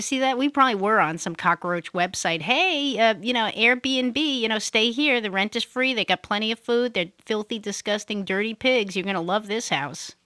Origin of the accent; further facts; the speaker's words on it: New York City, New York, United States; moved away; I'm from Brooklyn, I grew up in Brooklyn.